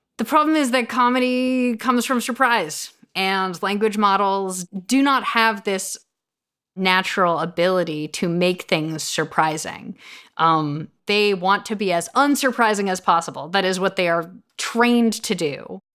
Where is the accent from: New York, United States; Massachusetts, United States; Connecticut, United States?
New York, United States; I'm a woman raised Jewish in New York.